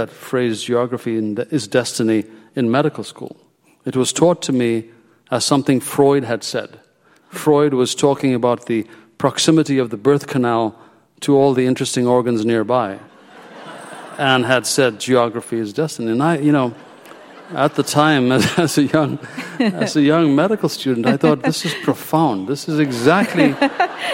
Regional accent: Ethiopia; moved away as an adult; now in United States; I was born in Ethiopia, my destiny was completely different. And I actually began medical school there

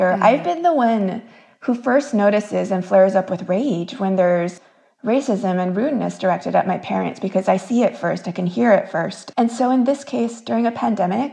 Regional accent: Los Angeles, California, United States; first language Korean; English is a second language; also born or lived in Korea; I grew up in LA, in a town outside

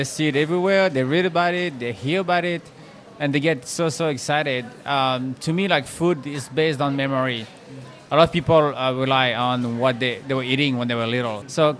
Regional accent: France; moved away; So growing up in France

